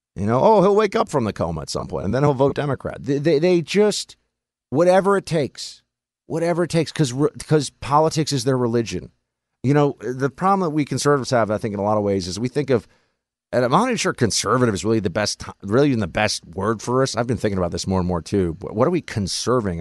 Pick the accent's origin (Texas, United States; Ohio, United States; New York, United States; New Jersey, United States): New York, United States; New York City; I grew up in New York City, in Manhattan, among these people